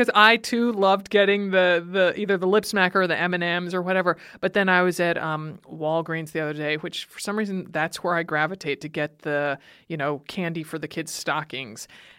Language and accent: English; Connecticut, United States; since I grew up in Connecticut